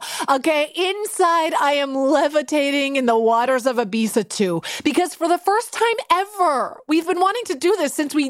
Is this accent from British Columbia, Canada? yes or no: yes; Vancouver, British Columbia, Canada; When I was 9 years old growing up in Vancouver, I got the keys to a new Skip-It.